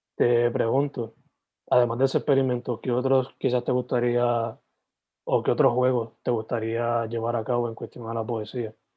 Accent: Sabana Grande, Puerto Rico; also born or lived in San Germán; nací en San Germán, pero criado for the most part en Sabana Grande

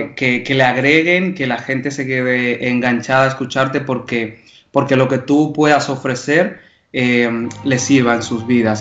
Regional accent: Dominican Republic; como dominicanos

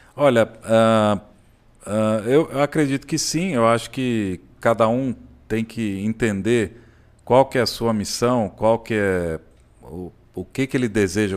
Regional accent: São Paulo, Brazil; now in Caldas Novas, Brazil; Nasci em São Paulo, mas eu, eu me considero assim, Caldas Novense mesmo

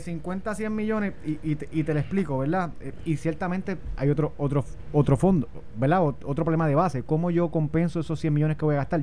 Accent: Puerto Rico; nací aquí, eh, si decido vivir al lado de mi familia, en mi tierra

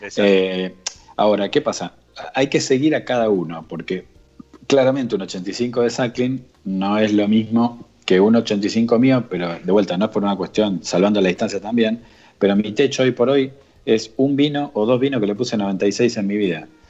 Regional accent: Argentina; somos de Argentina

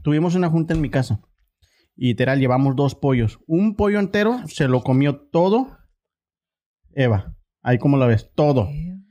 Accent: Ciudad Juárez, Chihuahua, Mexico; yo vivía por Anapra

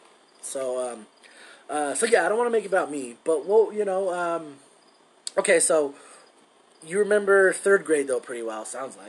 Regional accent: Commerce City, Colorado, United States; also born or lived in San Diego, California; I moved out of my hometown from Colorado, Commerce City, Colorado, and then I went to San Diego, hung out there, and then they didn't work out, and then we ended up coming back here.

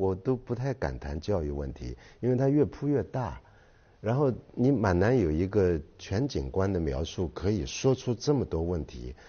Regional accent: Shanghai, China; 我们小时候在上海长大的

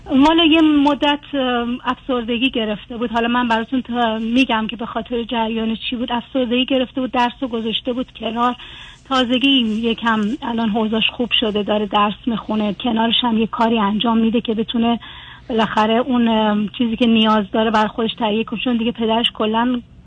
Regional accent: Iran; moved away as an adult; now in Germany

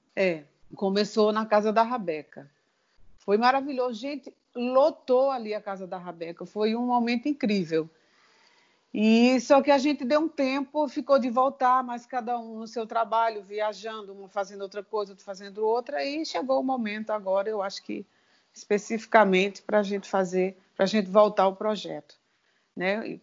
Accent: Sertânia, Pernambuco, Brazil; now in Recife, Brazil; eu sou do interior de Sertânia

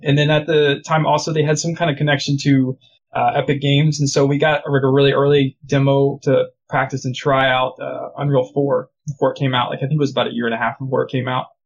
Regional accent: United States; moved away as an adult; now in Canada; I'm originally from the States.

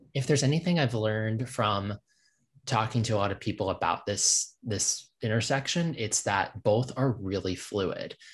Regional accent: Virginia, United States; moved away as an adult; now in Nashville, United States; I grew up and in Virginia and diff-, and have lived in various parts of that state

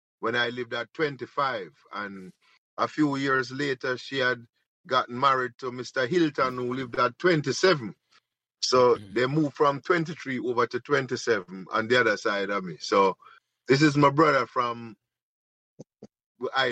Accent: Kingston, Jamaica; I'm a Pembroke Hallite

